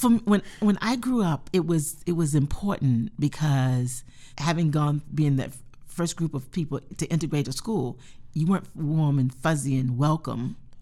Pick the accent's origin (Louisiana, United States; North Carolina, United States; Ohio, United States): North Carolina, United States; moved away; I grew up in North Carolina